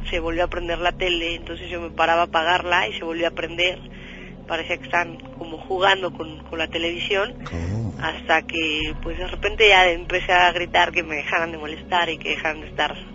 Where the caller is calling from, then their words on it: Mexico City, Mexico; De aquí, del Distrito Federal.